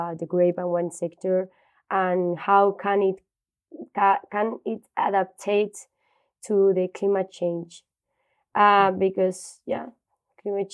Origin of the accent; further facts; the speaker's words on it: Valladolid, Castile and León, Spain; I grew up in Valladolid, that is a city from Spain, more in the north from Madrid